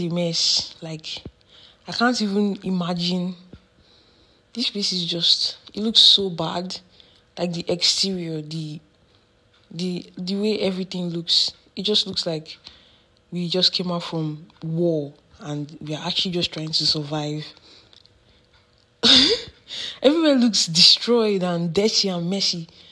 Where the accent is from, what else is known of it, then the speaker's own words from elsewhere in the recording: Nigeria; moved away as an adult; now in Canada; I took a trip from Canada, the place where I study, to Nigeria, my hometown